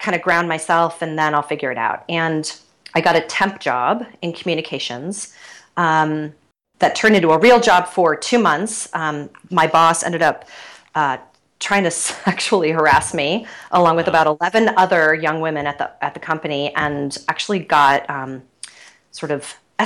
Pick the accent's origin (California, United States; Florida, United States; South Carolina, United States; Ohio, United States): Ohio, United States; Cleveland; I grew up in Cleveland, Ohio. So classic Midwestern with Midwestern parents